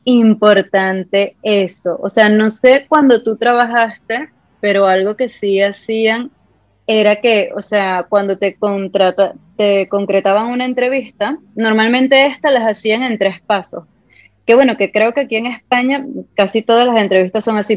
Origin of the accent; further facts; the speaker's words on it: Ciudad Guayana, Bolívar, Venezuela; soy de Venezuela, de Ciudad Guayana, de Puerto Ordaz